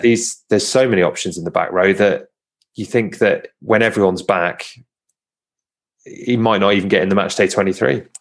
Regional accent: Home Counties, South East England, United Kingdom; accent: home counties; I'm very conscious of me sounding as uh, sounding as home counties as

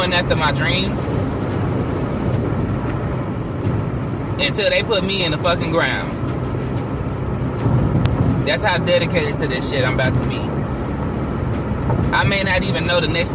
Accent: Temple, Texas, United States; my hometown of Temple, Texas

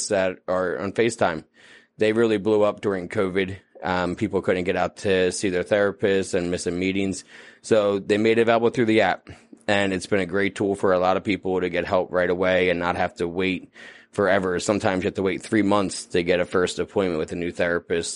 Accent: New Jersey, United States; also born or lived in Los Angeles; I'm from New Jersey

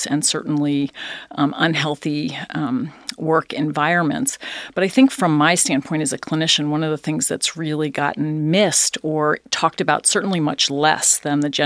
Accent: East Coast, United States; also born or lived in Philadelphia, Pennsylvania; I was born there. Grew up on the East Coast

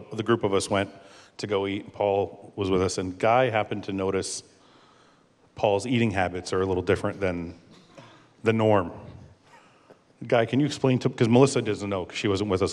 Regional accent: Canada; we're all Canadian

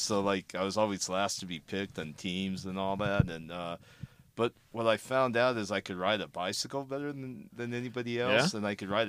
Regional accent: Gardena, California, United States; In Gardena, kind of by where the MotoIQ office is now. I mean, I probably grew up about three blocks away from there.

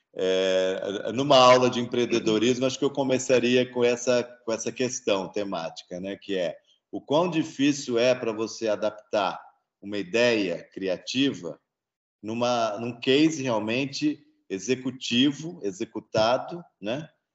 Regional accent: Presidente Prudente, São Paulo, Brazil; now in Campinas, Brazil; eu sou de Presidente Prudente, né? eu estudei no Objetivo lá

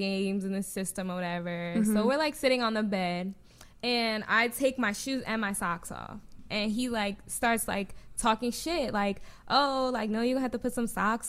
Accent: New Jersey, United States; I'm from Jersey. So I lived in Jersey

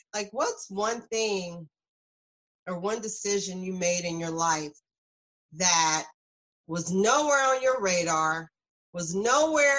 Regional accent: South Carolina, United States; moved away as an adult; now in New Jersey, United States; I'm from South Carolina.

